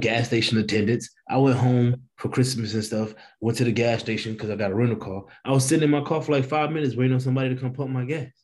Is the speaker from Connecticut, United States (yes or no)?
no; East St. Louis, Illinois, United States; moved away as an adult; also born or lived in Boston, Massachusetts; now in New Jersey, United States; I grew up in East St. Louis.